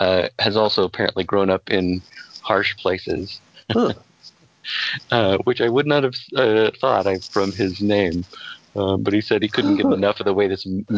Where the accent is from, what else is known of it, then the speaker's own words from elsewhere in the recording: Colorado, United States; I grew up in Colorado.